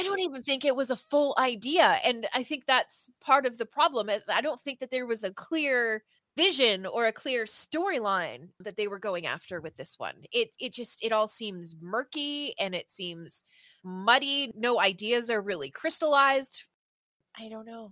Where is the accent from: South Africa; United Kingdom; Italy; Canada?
Canada; the Maritimes; from the Maritimes uh, in Canada, which is like the East Coast, so Nova Scotia, New Brunswick, Prince Edward Island.